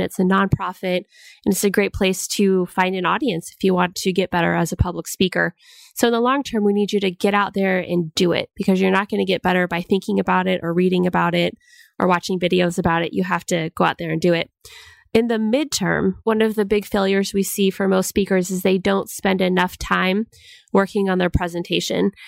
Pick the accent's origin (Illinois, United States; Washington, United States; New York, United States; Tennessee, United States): Washington, United States; moved away; I'm actually from Washington State